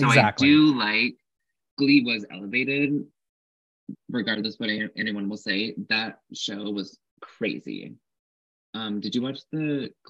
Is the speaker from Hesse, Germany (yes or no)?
yes; Frankfurt, Hesse, Germany; I mean, I escaped the racist homophobic bullies in my hometown of Frankfurt, but then I went to like big city